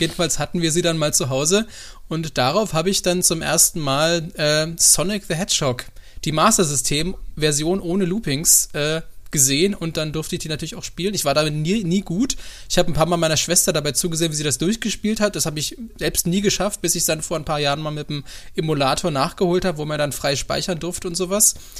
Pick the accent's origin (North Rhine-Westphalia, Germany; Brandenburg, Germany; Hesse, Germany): Brandenburg, Germany; ich bin ja in Brandenburg geboren